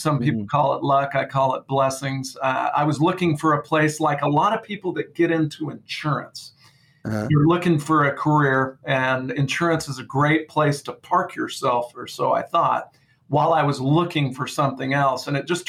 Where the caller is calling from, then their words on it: Visalia, California, United States; Well, I'm coming from Visalia, California, which is in the Central Valley of California. I'm between San Francisco and LA, and I'm between Yosemite and Morro Bay. So I'm right dead center in Visalia.